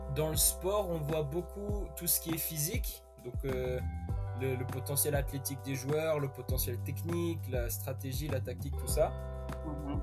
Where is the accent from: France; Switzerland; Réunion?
Switzerland; moved away as an adult; also born or lived in West Virginia, United States; j'ai 22 ans, je viens de Suisse